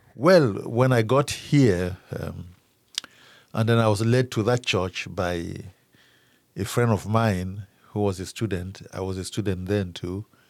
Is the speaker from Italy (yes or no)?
no; Cameroon; moved away as an adult; now in Frankfort, United States; I am originally from Cameroon, in, uh, West Africa.